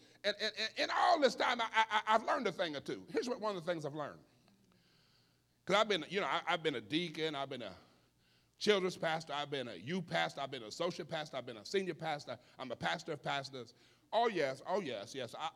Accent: Missouri, United States; I'm from Missouri

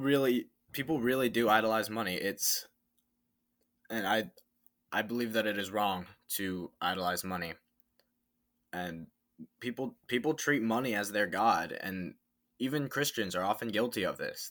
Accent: Tampa, Florida, United States; I am from Tampa, Florida

